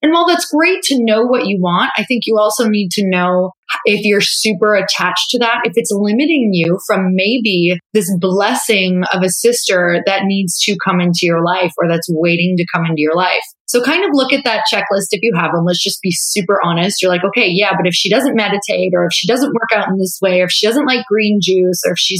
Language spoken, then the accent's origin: English; Midwest, United States; now in California, United States; I'm 31 years old. Like, I'm from the Midwest. It's moving from the Midwest to California is like moving to another country, because they truly speak a different language than I was.